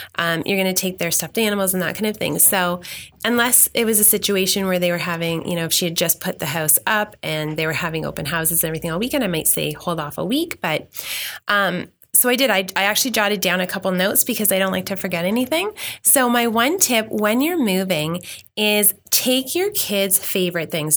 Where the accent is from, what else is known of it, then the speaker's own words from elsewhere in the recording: Mississauga, Ontario, Canada; now in Milton, Canada; I grew up ten minutes from here. I grew up in Meadowvale